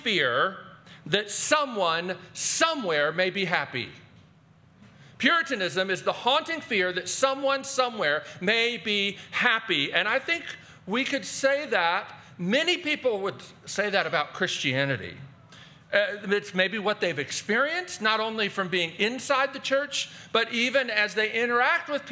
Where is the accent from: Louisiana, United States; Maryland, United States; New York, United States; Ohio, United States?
Maryland, United States; Baltimore; I grew up in Baltimore, Maryland